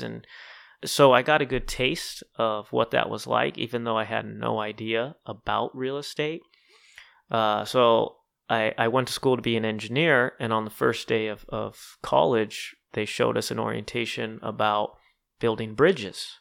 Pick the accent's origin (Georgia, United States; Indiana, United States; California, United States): California, United States; Southern; I was born and raised in Southern California.